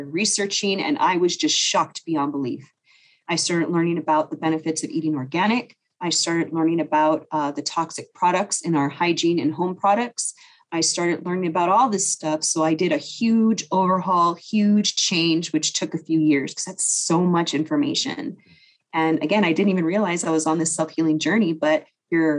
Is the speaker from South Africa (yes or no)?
no; Las Vegas, Nevada, United States; moved away as an adult; now in California, United States; growing up in Vegas